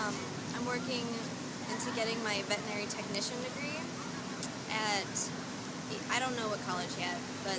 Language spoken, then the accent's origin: English; Wheaton, Illinois, United States; I'm from Wheaton.